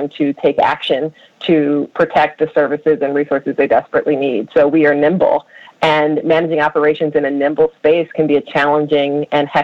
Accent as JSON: {"language": "English", "town": "Philadelphia", "region": "Pennsylvania", "country": "United States", "tie": "born or raised there", "said": "I grew up in Philadelphia's public schools"}